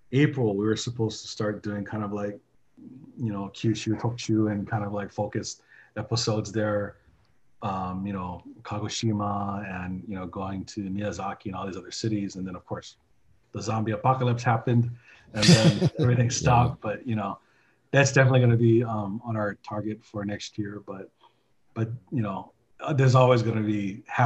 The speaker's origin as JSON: {"language": "English", "town": "Honolulu", "region": "Hawaii", "country": "United States", "tie": "born or raised there", "said": "I grew up in Kamiki and it's freaking hot."}